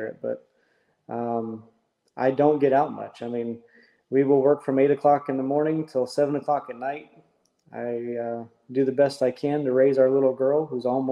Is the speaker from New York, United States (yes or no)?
no; Indiana, United States; moved away; I'm originally from Indiana